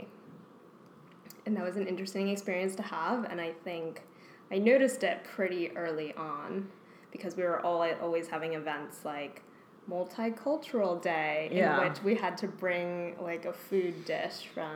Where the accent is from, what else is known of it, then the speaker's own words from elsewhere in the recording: Maplewood, New Jersey, United States; I grew up in Maplewood, New Jersey